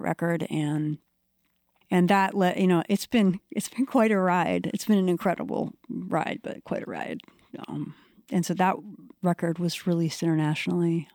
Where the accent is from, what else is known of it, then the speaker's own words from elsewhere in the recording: Washington, D.C. area, Maryland, United States; moved away as an adult; also born or lived in Maine; now in Portland, Maine, United States; I grew up around Washington, D C